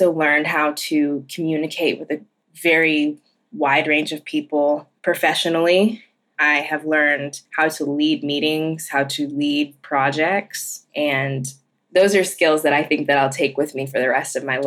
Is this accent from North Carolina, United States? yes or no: yes; the Triad region, North Carolina, United States; also born or lived in Cherokee, North Carolina; I'm from the Triad region, which is about 4 hours from Cherokee